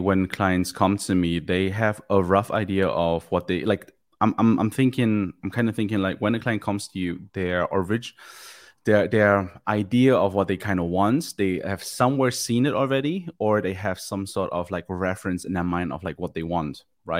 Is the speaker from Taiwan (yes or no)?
no; Germany; English is a second language; also born or lived in Manchester, United Kingdom; now in Ireland; I'm originally from Germany. I was born and raised there, then lived for like 10 years in the UK, in a place called Manchester